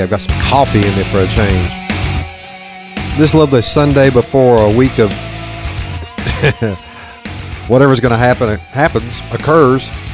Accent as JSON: {"language": "English", "region": "the South", "country": "United States", "accent": "Southern redneck", "said": "my Southern redneck accent certainly comes out."}